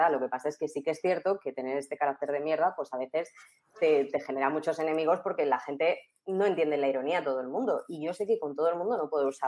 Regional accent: Castilla-La Mancha, Spain; Exacto, yo soy manchega.

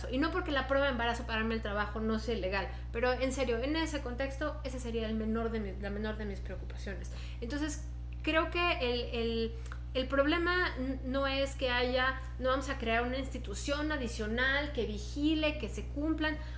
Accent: Mexico; Es la primera vez que firmamos como mexicanas contra la corrupción

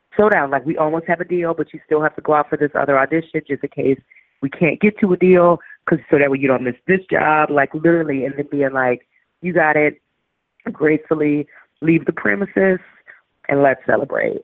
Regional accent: New Orleans, Louisiana, United States; moved away; also born or lived in St. Paul, Minnesota; I'm from New Orleans

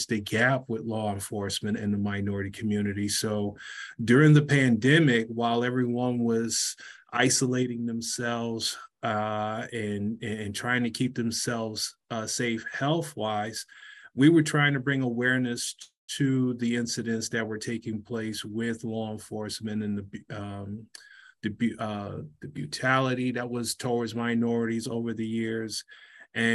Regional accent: Detroit, Michigan, United States; as a kid growing up in Detroit

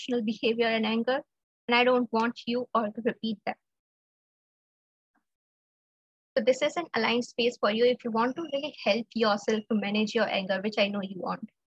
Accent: India; I'm from India

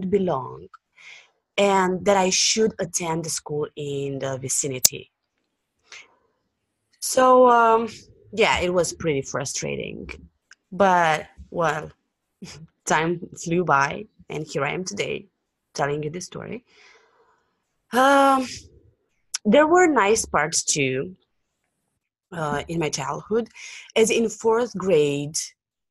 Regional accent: Bucharest, Romania; I was born and raised in Bucharest, Romania, which is a country in southeastern Europe.

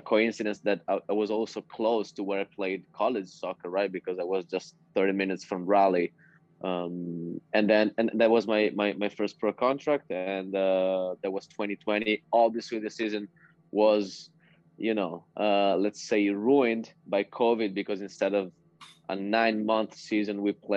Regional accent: near Verona, Veneto, Italy; also born or lived in North Carolina, United States; I came back home and signed first for a club here near Verona

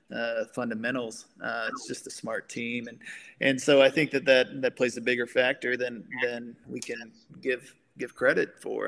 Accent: Grand Saline, Texas, United States; also born or lived in Colorado / New Mexico; I grew up in Grand Saline, Texas

